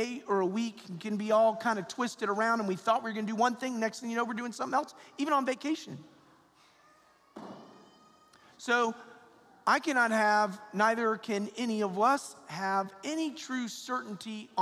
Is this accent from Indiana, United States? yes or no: no; Atlanta, Georgia, United States; moved away; I'm from Atlanta, Georgia